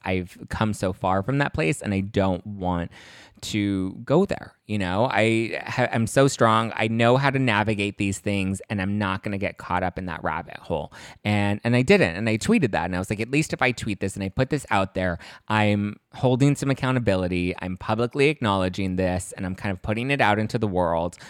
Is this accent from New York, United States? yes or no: no; Los Angeles, California, United States; Los Angeles, born and raised